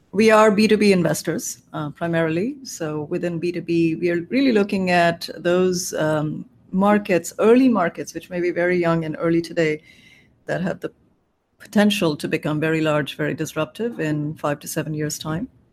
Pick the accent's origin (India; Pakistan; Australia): India; moved away as an adult; also born or lived in South Carolina; now in Cambridge, United States; I grew up in India